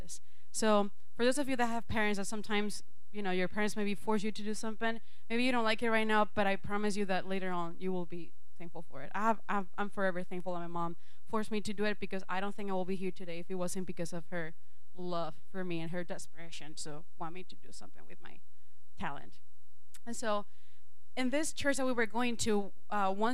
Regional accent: Venezuela; English is a second language; moved away as an adult; now in United States; when I was in Venezuela, I grew up in a Christian home.

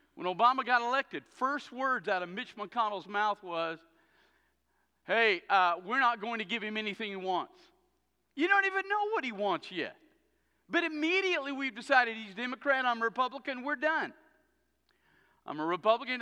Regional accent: the South, United States; I grew up in the South. I grew up as a kid

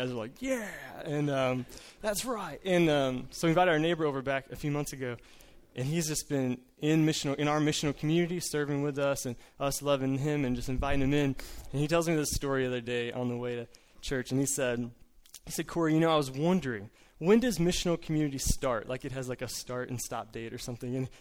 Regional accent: Collinsville, Illinois, United States; I'm from Collinsville, Illinois, the St. Louis Metro East

